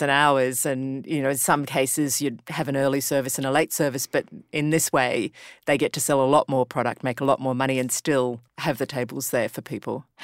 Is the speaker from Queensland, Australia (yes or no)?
yes; Brisbane, Queensland, Australia; being from Brisbane